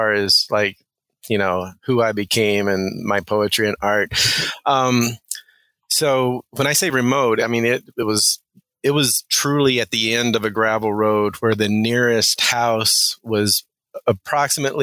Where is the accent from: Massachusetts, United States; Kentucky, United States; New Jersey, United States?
Kentucky, United States; moved away as an adult; also born or lived in Nebraska / Oregon; high school in Kentucky